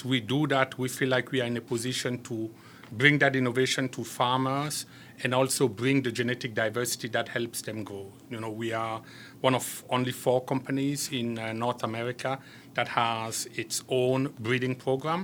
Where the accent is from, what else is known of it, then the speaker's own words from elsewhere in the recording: Cameroon; also born or lived in France; now in United States; I am originally from Cameroon, although today I'm a proud French-American citizen.